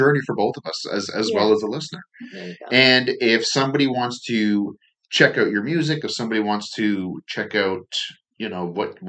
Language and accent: English; Belleville, Ontario, Canada; I was raised in Belleville.